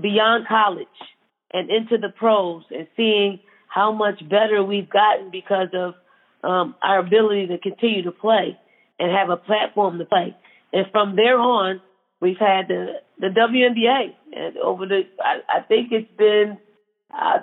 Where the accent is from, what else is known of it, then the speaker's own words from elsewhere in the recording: Philadelphia, Pennsylvania, United States; growing up in Philly